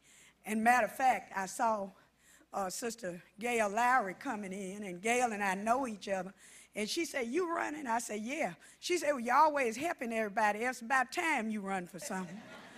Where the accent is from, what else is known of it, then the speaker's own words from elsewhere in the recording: Fayette, Mississippi, United States; I'm from Jefferson County, which is Fayette area, and I grew up in that area